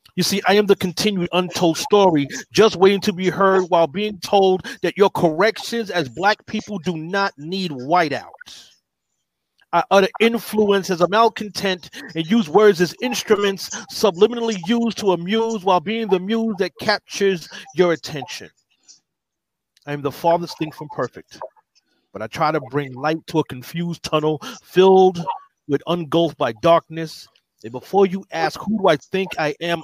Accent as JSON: {"language": "English", "town": "New York City", "region": "New York", "country": "United States", "said": "I'm from the Bronx, New York"}